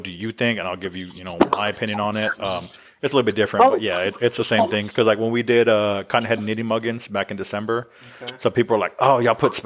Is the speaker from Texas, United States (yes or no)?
yes; Uvalde, Texas, United States; I'm originally from Uvalde, so that's my hometown.